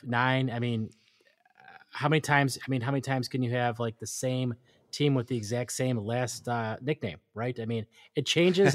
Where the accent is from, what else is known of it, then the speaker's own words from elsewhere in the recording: United States; as an American